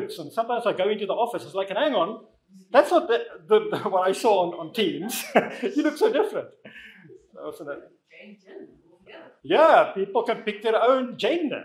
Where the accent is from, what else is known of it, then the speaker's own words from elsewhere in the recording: South Africa; moved away as an adult; also born or lived in Netherlands / Namibia / United Kingdom; now in Watford, United Kingdom; I grew up in South Africa. I was born there. I left when I was about 27